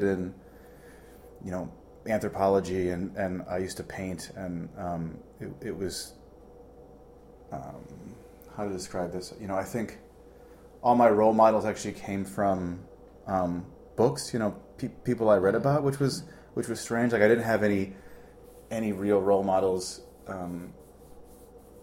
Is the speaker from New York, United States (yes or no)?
no; Ohio, United States; also born or lived in Santa Barbara, California; now in Chicago, United States; I didn't have the greatest childhood growing up in Ohio